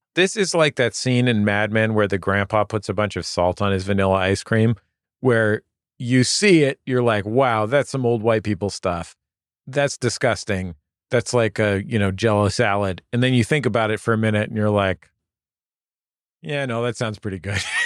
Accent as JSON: {"language": "English", "country": "United States", "said": "I'm American"}